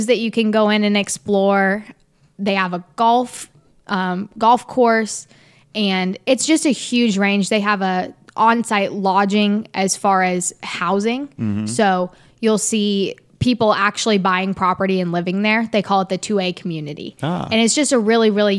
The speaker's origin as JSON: {"language": "English", "region": "Central Indiana", "country": "United States", "tie": "born or raised there", "said": "I grew up in Central Indiana"}